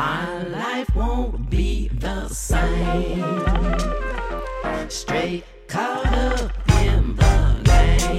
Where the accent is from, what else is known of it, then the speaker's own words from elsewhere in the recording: Florida, United States; I'm from Florida, so we do Daytona every year.